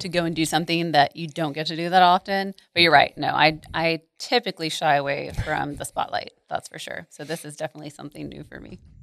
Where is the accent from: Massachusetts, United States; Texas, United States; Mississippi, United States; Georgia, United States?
Texas, United States; Arlington; also born or lived in Mansfield, Texas / College Station, Texas; I'm from here. So I grew up in Arlington, in Mansfield, and have never left the Metroplex